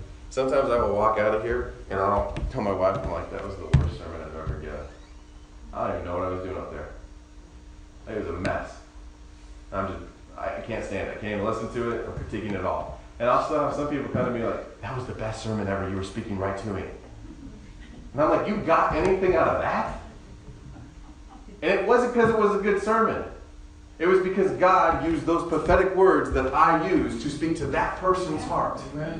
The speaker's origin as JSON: {"language": "English", "region": "Indiana", "country": "United States", "tie": "born or raised there", "said": "I mean, I normally tell them Indiana because that's where I was born and I spent a good amount of years there"}